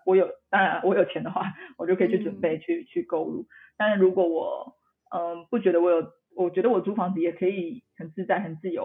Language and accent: Chinese; Tainan, Taiwan; 我是台南人啦，所以我其实 ，这个经常出没点就是台南